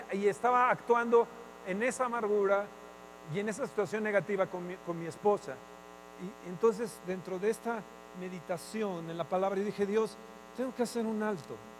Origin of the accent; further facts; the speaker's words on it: Mexico; nosotros como mexicanos